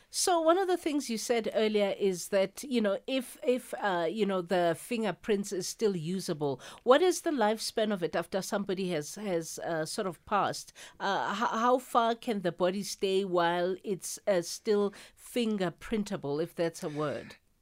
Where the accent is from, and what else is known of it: South Africa